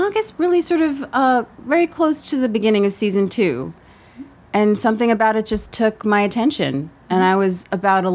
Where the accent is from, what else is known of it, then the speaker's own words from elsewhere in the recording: Scotch Plains, New Jersey, United States; I'm actually from Scotch Plains